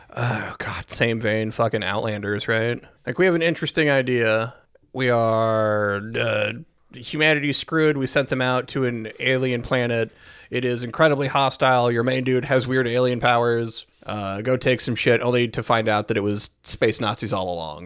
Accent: United States; as an American

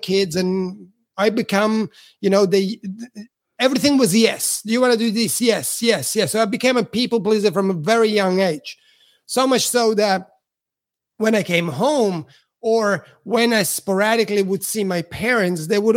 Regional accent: Switzerland; English is a second language; also born or lived in Italy; now in Australia; I'm Italian, but I grew up in Switzerland because my parents migrated after the war to Switzerland

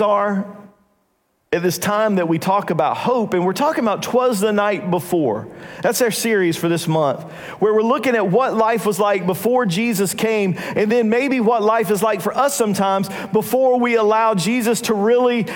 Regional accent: North Carolina, United States; we're from North Carolina

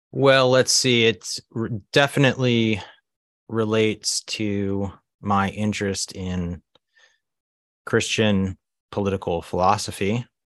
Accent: Baltimore, Maryland, United States; moved away as an adult; also born or lived in Asia / Budapest, Hungary / Susquehanna Valley, Pennsylvania; now in Pennsylvania, United States; I was born and raised in Baltimore, Maryland. Largely grew up there

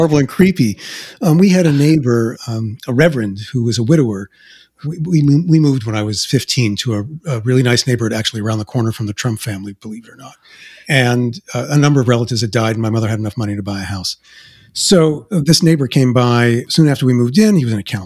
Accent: New York City, New York, United States; accent: Queens; moved away as an adult; I came with my Queens accent

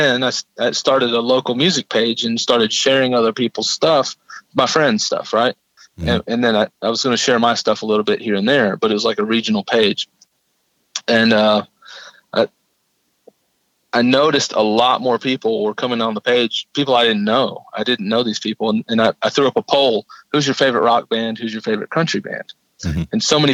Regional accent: Arkansas, United States; also born or lived in Tennessee; No, I grew up in Arkansas, from ninth grade on.

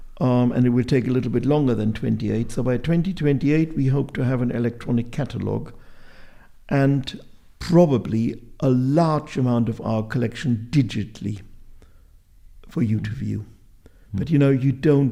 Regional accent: Bielefeld, North Rhine-Westphalia, Germany; I joined the Natural History Society in Bielefeld, my hometown, either at the age of 12 or 14

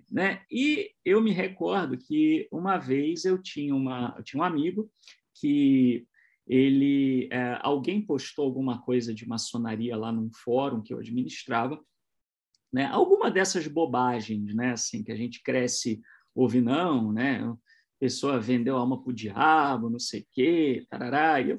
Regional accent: São José dos Campos, São Paulo, Brazil; eu sou de São José dos Campos, eu, na época uh, eu residia em Itu

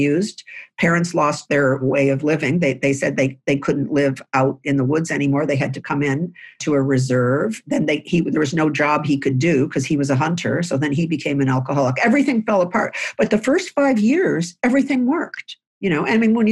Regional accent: Lewiston, New York, United States; I grew up in a house in Lewiston, New York, which is on the Niagara River connecting to Canada. And I grew up in the New York side

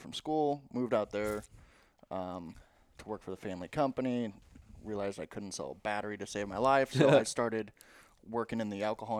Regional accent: St. Louis, Missouri, United States; one of the owners and founders of Una Vida Tequila, born and raised in St. Louis.

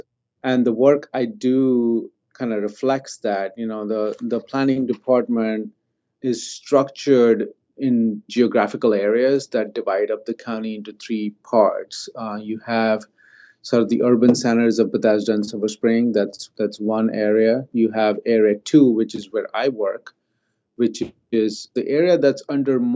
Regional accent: India; now in Maryland, United States; I grew up in India

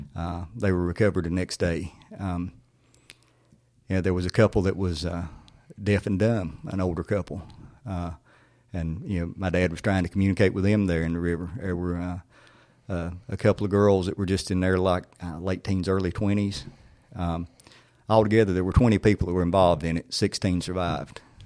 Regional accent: Siloam, North Carolina, United States; my childhood there, there was such a sense of community

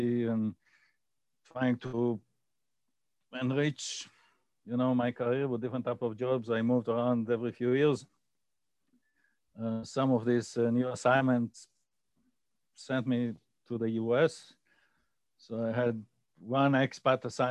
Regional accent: Israel; I grew up in Israel, went to school in Israel

